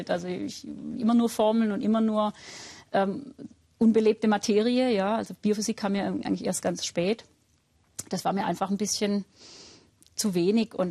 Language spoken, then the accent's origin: German; Baden-Württemberg, Germany; Also ich bin ja auch aus Württemberg stammend, kriegt man immer so ein gewissen pietistischen äh, Grundton